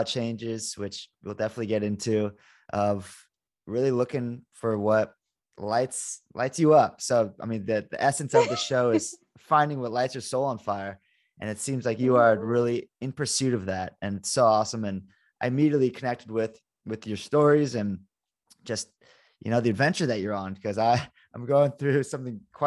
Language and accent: English; Malibu, California, United States; also born or lived in West Los Angeles; I'm from Malibu. Grew up in Malibu, but yeah, I lived in West LA after college.